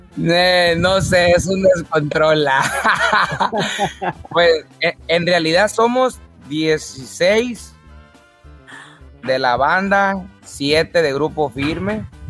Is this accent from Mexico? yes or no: yes; Tijuana, Baja California, Mexico; also born or lived in Culiacán, Sinaloa; Yo nací en Culiacán, Sinaloa, pero me crié allá en Tijuana. A los ocho años yo ya estaba en Tijuana.